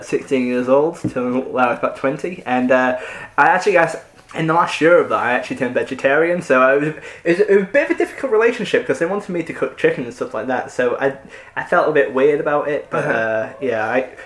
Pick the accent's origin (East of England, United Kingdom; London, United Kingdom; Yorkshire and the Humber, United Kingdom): Yorkshire and the Humber, United Kingdom; I'm from North Yorkshire